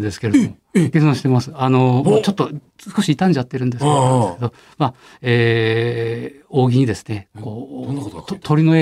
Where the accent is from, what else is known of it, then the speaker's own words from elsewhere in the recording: Tokyo, Japan; 私はそ小網町で生まれて育ってますんでね、はい、人形町浜町っていうのはもうあの隣町でしたので